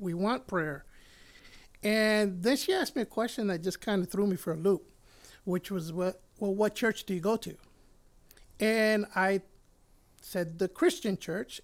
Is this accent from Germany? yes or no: no; Puerto Rico; moved away; I was born in Puerto Rico, and I was raised, uh, close to my grandmother and my grandfather